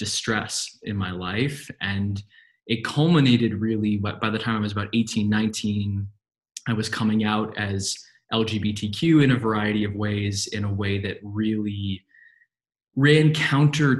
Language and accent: English; New York City, New York, United States; moved away; I grew up in New York City